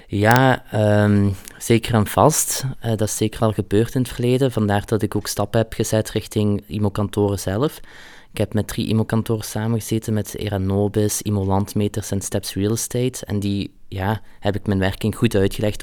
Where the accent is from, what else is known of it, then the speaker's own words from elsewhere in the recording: Flanders, Belgium; also born or lived in Hasselt; ik ben hier geboren en getogen